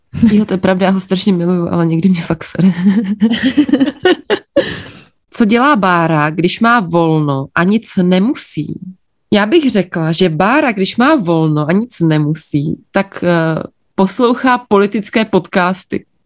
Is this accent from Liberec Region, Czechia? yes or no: yes; Jablonec nad Nisou, Liberec Region, Czechia; Narodila jsem se v Jablonci nad Nisou